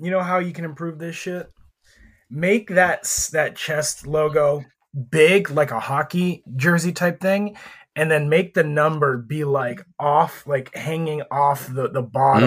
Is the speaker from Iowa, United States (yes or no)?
no; Erie, Pennsylvania, United States; my hometown, uh, G League team were the Erie Pepperoni Balls. And that is just a snack that was famous in only my town.